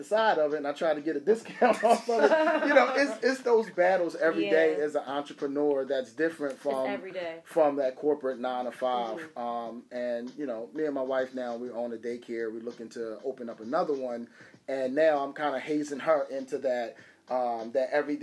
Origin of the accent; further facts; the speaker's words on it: Philadelphia, Pennsylvania, United States; I'm from Nicetown. Like, I'm from Nicetown. I'm from Logan. Like, this is, you know, I come from some of the roughest neighborhoods in Philadelphia.